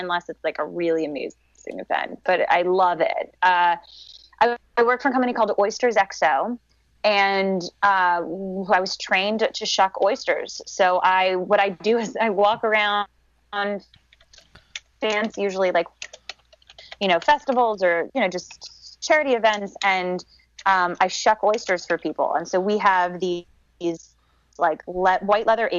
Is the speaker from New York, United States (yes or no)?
yes; New York City, New York, United States; I am born and raised in New York City